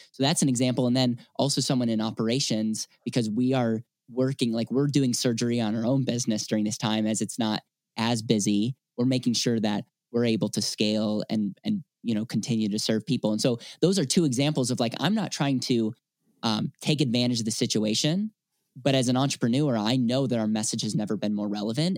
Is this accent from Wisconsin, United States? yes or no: yes; Wisconsin, United States; now in Denver, United States; I'm from Wisconsin originally